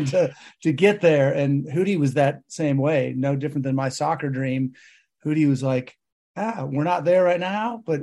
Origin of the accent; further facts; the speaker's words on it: Chicago, Illinois, United States; moved away as an adult; We had a great international community there of people from all over the world. It's a melting pot, obviously, Chicago